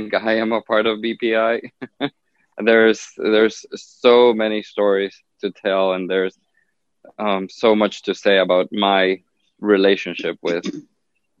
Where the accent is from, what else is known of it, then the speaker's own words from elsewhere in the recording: Honduras; now in Miami, United States; I was actually born and raised in Honduras, in Central America.